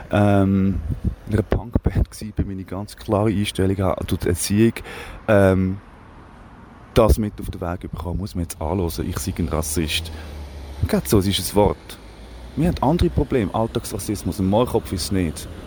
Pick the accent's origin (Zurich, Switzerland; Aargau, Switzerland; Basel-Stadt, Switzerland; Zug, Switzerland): Aargau, Switzerland; oder bei euch im Aargau, bei uns im Aargau zum Beispiel Spreitenbach